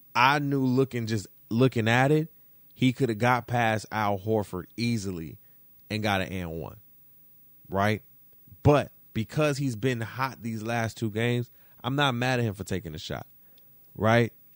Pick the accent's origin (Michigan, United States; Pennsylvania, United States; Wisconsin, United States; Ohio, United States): Michigan, United States; Detroit; And I'm from Michigan. I'm from Detroit